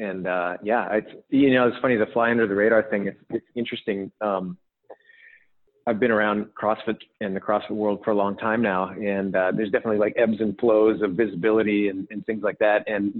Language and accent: English; British Columbia, Canada; also born or lived in Edmonton / California; So I was born in Edmonton, which is like more central Canada. And then my family and I actually lived in California for a couple of years when I was young, like maybe 6 or 7.